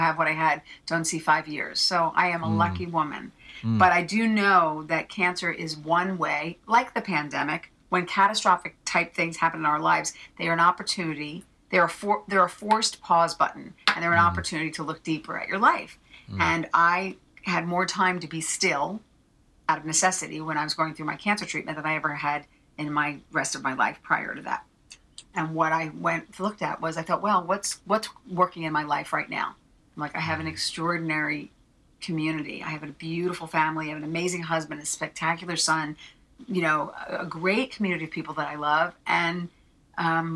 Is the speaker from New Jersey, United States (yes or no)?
yes; New Jersey, United States; I'm a girl from Jersey